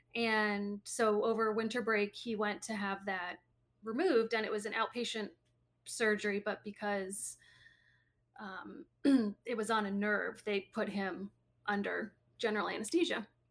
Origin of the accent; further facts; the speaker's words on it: Maryland, United States; also born or lived in Green Bay, Wisconsin / Chicago suburbs, Illinois; I was born in Green Bay, Wisconsin, and then we lived in, um, the suburbs of Chicago, and then when I was seven, six or seven, we moved to Maryland